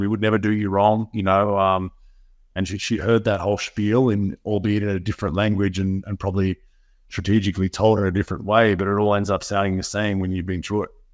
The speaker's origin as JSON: {"language": "English", "town": "Melbourne", "region": "Victoria", "country": "Australia", "tie": "born or raised there", "also_born_or_lived": "Utah, United States", "moved": "as an adult", "said": "I'm born and bred in Melbourne, Victoria"}